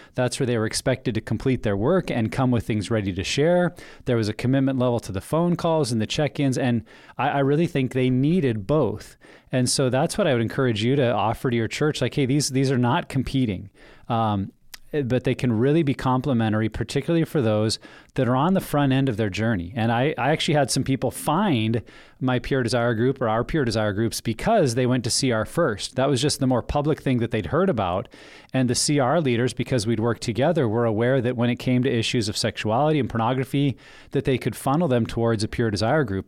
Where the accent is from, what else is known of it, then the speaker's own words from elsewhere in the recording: United States; moved away; I grew up in Wyoming, Montana